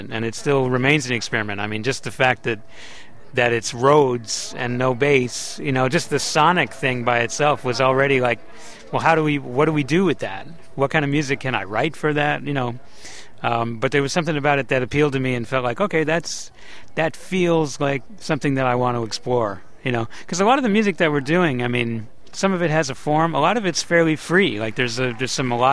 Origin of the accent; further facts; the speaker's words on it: Columbia, South Carolina, United States; as an 8-year-old growing up in Columbia, South Carolina